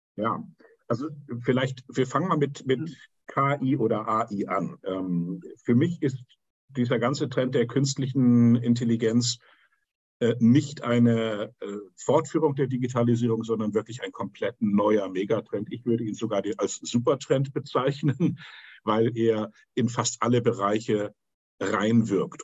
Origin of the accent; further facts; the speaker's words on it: Hamburg, Germany; ich bin in Hamburg aufgewachsen